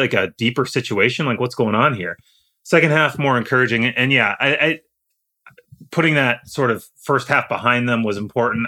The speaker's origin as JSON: {"language": "English", "region": "Iowa", "country": "United States", "tie": "born or raised there", "also_born_or_lived": "Indiana / Chicago", "moved": "yes", "said": "I grew up in Iowa. I went to Indiana. So I'm, uh, you know, I lived in Chicago for six years"}